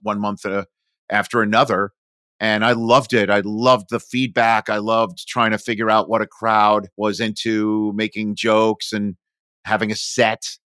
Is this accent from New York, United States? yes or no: yes; New York area, United States; born or raised there; moved away as an adult; also born or lived in Michigan / Chicago